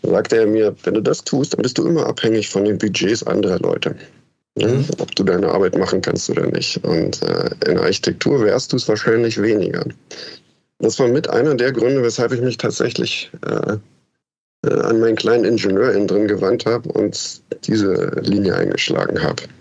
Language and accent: German; Germany; Ich bin äh, als Kind in der DDR geboren. Und äh, als ich 16 war, 15, 16, da kam die Wende.